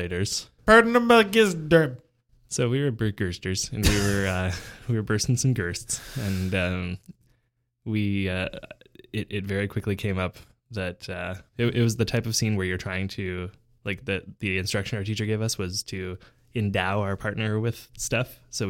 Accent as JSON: {"language": "English", "country": "Canada", "said": "I've never used this system of measurement before because I'm Canadian."}